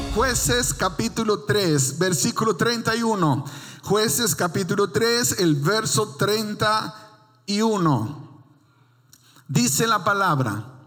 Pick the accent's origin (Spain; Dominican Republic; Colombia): Dominican Republic; moved away; En mi país no había nieve, solo había lodo